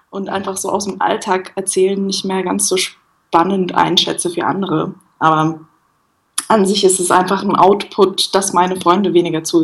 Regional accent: Bern, Switzerland; born there; also born or lived in Lucerne; Gebürtig bin ich aus dem Berner Umland.

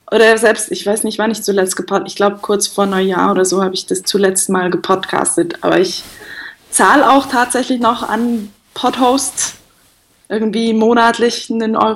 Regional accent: Bern, Switzerland; born there; also born or lived in Lucerne; Gebürtig bin ich aus dem Berner Umland.

